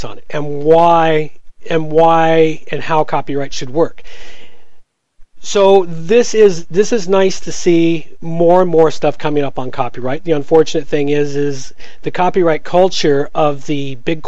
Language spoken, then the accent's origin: English; United States; I was growing up in the States